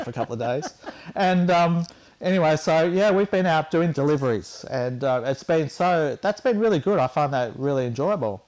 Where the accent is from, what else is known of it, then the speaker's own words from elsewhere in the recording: Warragul, Victoria, Australia; We're from Warragul